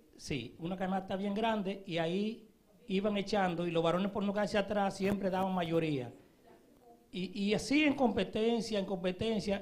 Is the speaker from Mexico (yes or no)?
no; Dominican Republic; moved away; mi país, que es República Dominicana